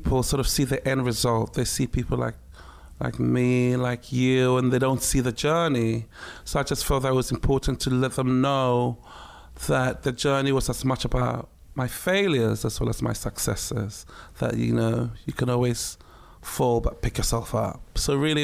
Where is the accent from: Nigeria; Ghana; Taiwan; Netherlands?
Ghana; moved away; also born or lived in Takoradi / Accra / Tema; It was a very surreal life, growing up in Ghana, but on a military base